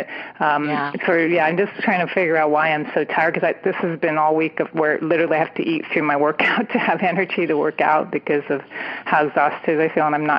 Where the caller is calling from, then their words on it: California, United States; I'm calling from the San Francisco Bay Area